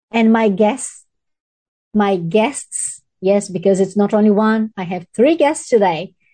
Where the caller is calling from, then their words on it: Hamilton, Waikato, New Zealand; I'm speaking from New Zealand, Hamilton.